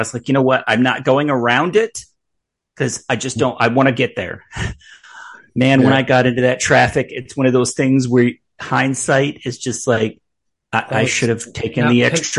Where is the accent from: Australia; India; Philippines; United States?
United States; now in Kentucky, United States; I'm not originally from Kentucky. I'm a northerner. I'm a Yankee. I'm a Yankee by birth.